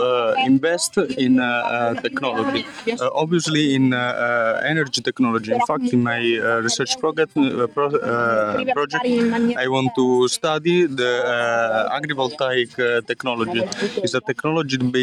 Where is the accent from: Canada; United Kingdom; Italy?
Italy; Foggia, Apulia; I'm Italian and I'm from Foggia. It's a small city in Apulia region in Italy